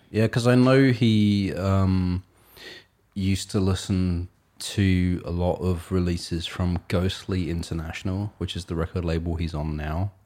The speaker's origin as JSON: {"language": "English", "region": "England", "country": "United Kingdom", "tie": "born or raised there", "said": "she moved to England, and I was born in England"}